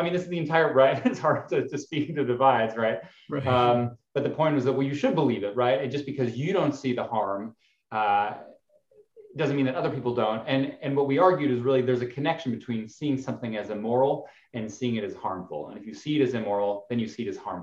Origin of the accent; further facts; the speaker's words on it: Alberta, Canada; I grew up in Canada, the kind of Texas of Canada, Alberta